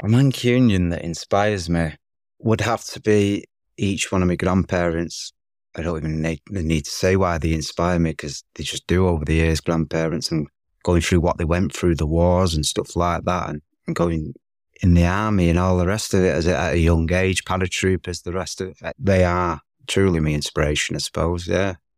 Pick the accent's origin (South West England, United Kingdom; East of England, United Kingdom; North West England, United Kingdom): North West England, United Kingdom; Manchester; As soon as I got back to Manchester, my hometown